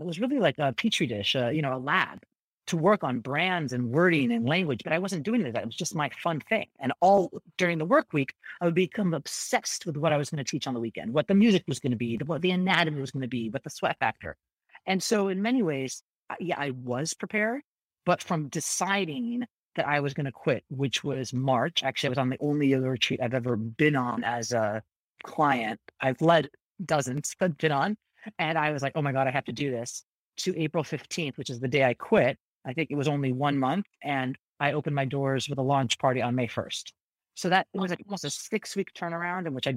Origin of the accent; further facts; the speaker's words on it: Northern California, United States; moved away; also born or lived in New York / London; I grew up in Northern California.